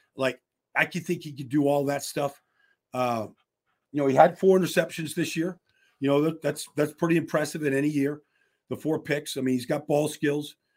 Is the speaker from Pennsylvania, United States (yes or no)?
yes; Pittsburgh, Pennsylvania, United States; I'm from the Berg. I know all the high schools in Pittsburgh.